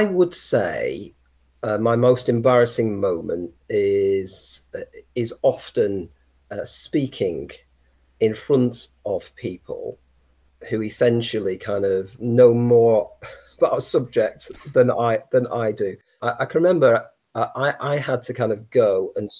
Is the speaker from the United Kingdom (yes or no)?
yes; Saddleworth, Yorkshire and the Humber, United Kingdom; also born or lived in Lancashire; I come from Saddleworth